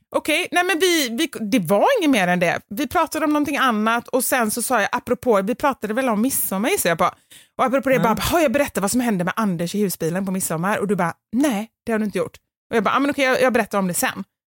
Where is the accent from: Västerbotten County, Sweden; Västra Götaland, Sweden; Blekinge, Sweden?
Västra Götaland, Sweden; Gothenburg; accent: göteborgska; min dialekt, alltså göteborgska